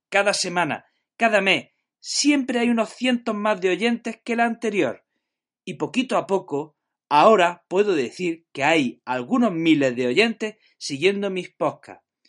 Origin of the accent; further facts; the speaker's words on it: Jaén, Andalusia, Spain; now in Granada, Spain; soy de Jaén, pero estoy afincado en Granada